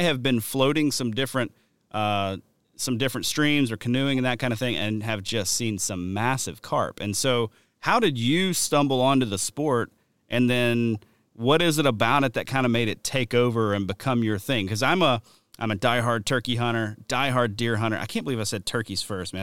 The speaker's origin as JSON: {"language": "English", "region": "the South", "country": "United States", "tie": "born or raised there", "also_born_or_lived": "Wisconsin", "moved": "yes", "said": "growing up in the South"}